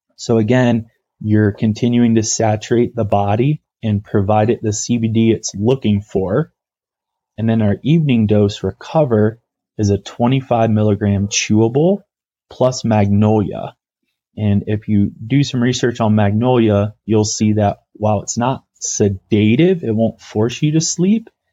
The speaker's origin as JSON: {"language": "English", "region": "Ohio", "country": "United States", "tie": "born or raised there", "also_born_or_lived": "Atlanta / Telluride, Colorado", "moved": "as an adult", "lives_now": "Colorado, United States", "said": "packaging products that were being made in Ohio, my home state"}